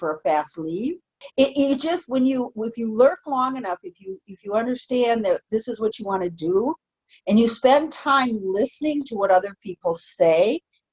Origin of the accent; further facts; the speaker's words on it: Detroit, Michigan, United States; moved away; I'm from Metro Detroit. Come on. I grew up in parts of Detroit